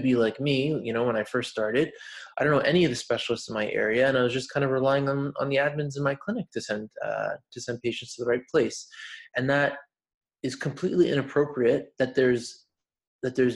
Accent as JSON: {"language": "English", "town": "Montreal", "region": "Quebec", "country": "Canada", "tie": "born or raised there", "said": "in Quebec because that's where I'm from. I'm from Montreal. So yeah, I mean, just growing up"}